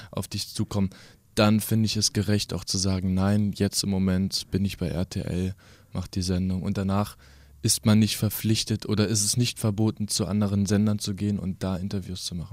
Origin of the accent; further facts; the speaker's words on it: Kassel, Hesse, Germany; Schließlich komme ich ja hier aus Kassel